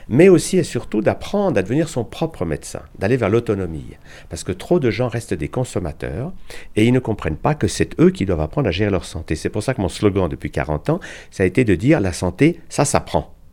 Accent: Switzerland; au départ, je suis suisse

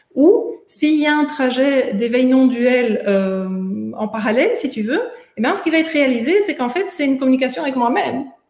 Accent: Belgium; moved away as an adult; also born or lived in United States; je suis belge

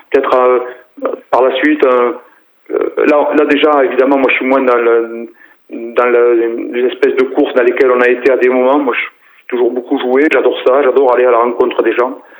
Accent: Decazeville coal basin, Occitania, France; Moi, je suis né à, à, à Vivière, bassin mouillé de Decazeville, euh, fils de, de, Prolo, quoi.

